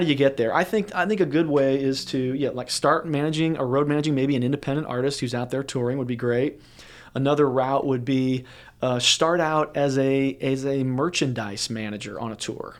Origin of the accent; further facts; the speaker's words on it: St. Louis, Missouri, United States; moved away; I grew up in the Midwest in Saint Louis, Missouri